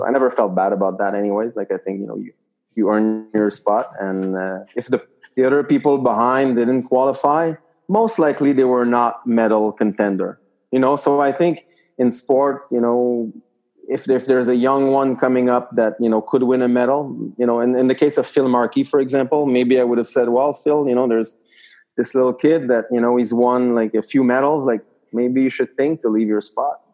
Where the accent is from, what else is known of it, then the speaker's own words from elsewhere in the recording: Quebec City, Quebec, Canada; I was from Quebec City